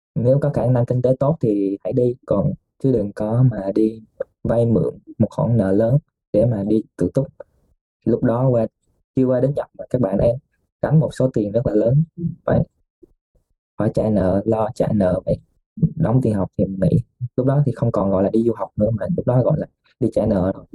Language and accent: Vietnamese; Vietnam; also born or lived in Nagasaki, Japan; now in Japan; người Việt của mình